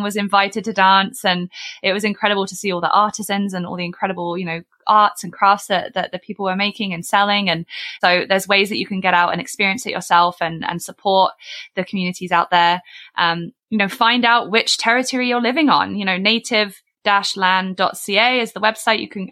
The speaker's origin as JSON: {"language": "English", "country": "United Kingdom", "accent": "British", "moved": "as an adult", "lives_now": "Canada", "said": "my British accent and my, you know, I've only been here 7 years."}